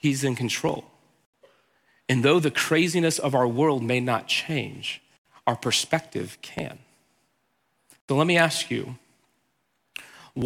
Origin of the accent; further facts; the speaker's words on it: Houston, Texas, United States; I'm from Texas. I grew up in Houston